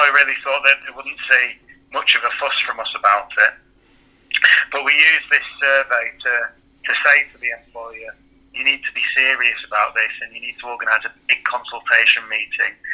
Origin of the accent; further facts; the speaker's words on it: Manchester, North West England, United Kingdom; also born or lived in Sheffield; I'm from Manchester